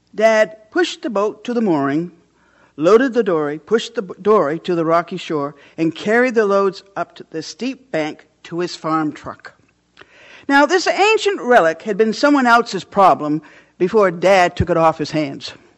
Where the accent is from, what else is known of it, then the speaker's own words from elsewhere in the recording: Orland, Maine, United States; I grew up on Hardscrabble Hill in Orland, Maine